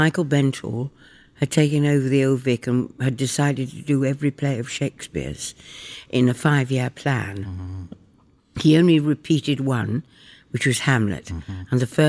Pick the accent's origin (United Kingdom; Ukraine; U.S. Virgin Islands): United Kingdom; York, Yorkshire and the Humber; I was born in York in England, and I was brought up there